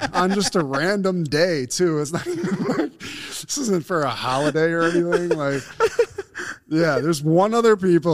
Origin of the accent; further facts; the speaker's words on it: Buffalo, New York, United States; we're from Buffalo